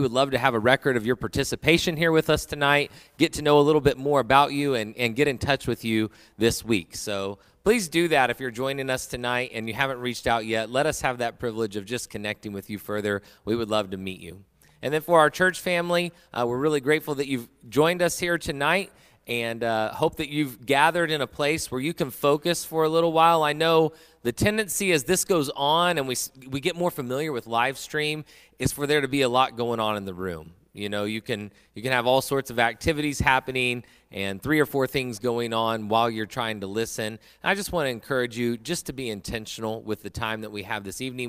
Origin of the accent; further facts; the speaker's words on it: United States; as an American